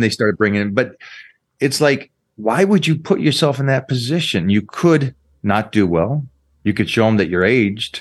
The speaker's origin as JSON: {"language": "English", "town": "Seattle", "region": "Washington", "country": "United States", "tie": "born or raised there", "said": "I grew up in Washington"}